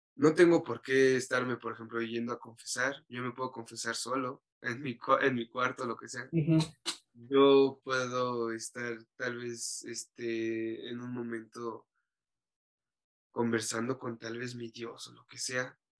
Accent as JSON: {"language": "Spanish", "country": "Mexico", "said": "como mexicano nuestra cultura nos da la religión católica"}